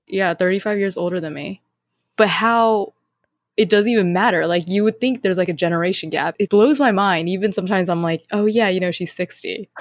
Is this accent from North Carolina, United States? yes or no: yes; North Carolina, United States; moved away; where I was raised in North Carolina